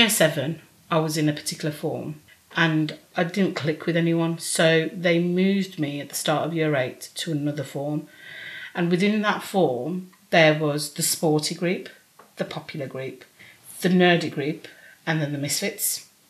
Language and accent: English; United States; accent: American; You know, it depends if you cut out my American accent.